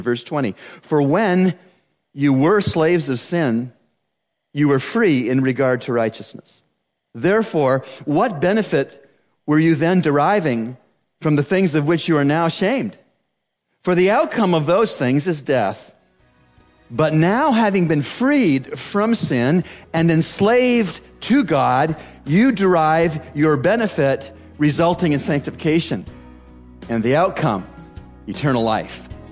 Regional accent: Canada; growing up in Canada

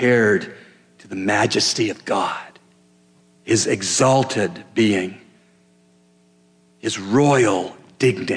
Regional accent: Canada; as a Canadian

